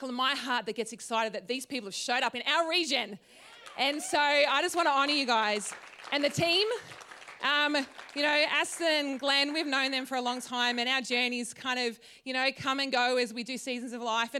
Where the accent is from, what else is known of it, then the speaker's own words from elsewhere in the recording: Tatura, Victoria, Australia; moved away as an adult; also born or lived in Wodonga / Brisbane; I grew up in Tatura. So just down the road